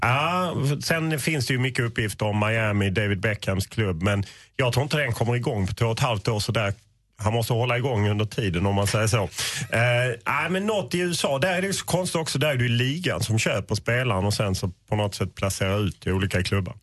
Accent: Sweden; vi är ju svenskar

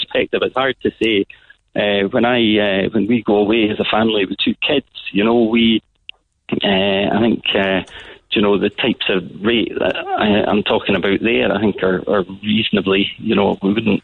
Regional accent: Scotland, United Kingdom; now in Ireland; I'm from Scotland.

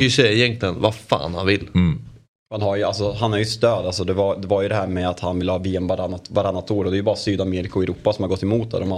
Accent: Switzerland; also born or lived in Italy; Jag var mobbad för att jag

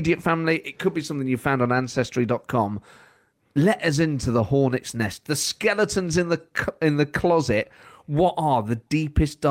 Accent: Cork, Munster, Ireland; when I was growing up in Cork

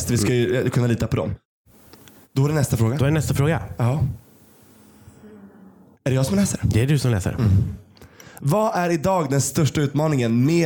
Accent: Kiruna, Norrbotten County, Sweden; now in Stockholm, Sweden; i Kiruna där jag kommer ifrån

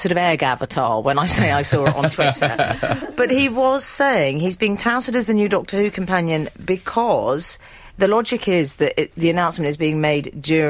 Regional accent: London, United Kingdom; Darling, when we grew up in North London?

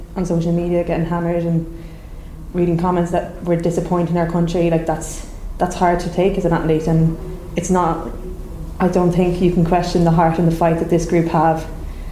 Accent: Ireland; We're an Irish national team, we're Irish people

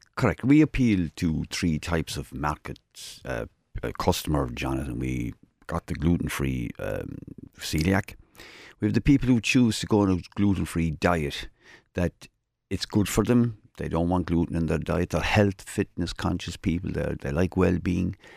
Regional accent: Kerry, Munster, Ireland; moved away as an adult; now in Cork, Ireland; I came from Kerry, uh, twenty-five years ago

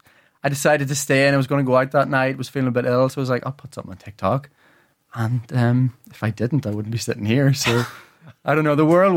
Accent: Ireland; And then obviously I learned the music and did the music all, you know, as many Irish people do growing up.

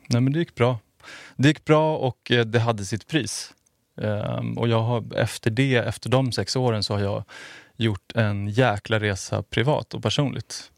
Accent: outside Stockholm, Stockholm County, Sweden; also born or lived in Skärholmen; jag är född utanför Stockholm. Har bott eh, utanför Stockholm, flyttat in till Kungsholmen nu.

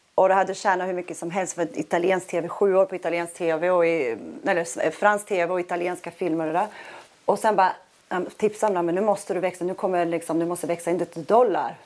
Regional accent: Sweden; also born or lived in New York / Miami; now in Monaco; i USA känner jag mig otroligt svensk

